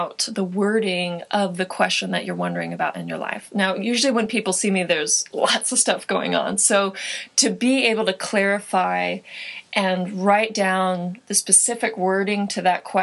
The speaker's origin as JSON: {"language": "English", "town": "Joshua Tree", "region": "California", "country": "United States", "also_born_or_lived": "San Francisco, California", "moved": "yes", "said": "I hail from Joshua Tree, California, which is a small desert town"}